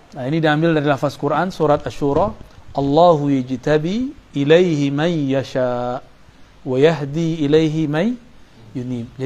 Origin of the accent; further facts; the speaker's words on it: Sumatra, Indonesia; itu yang hilang di kampung saya di Sumatera itu hilang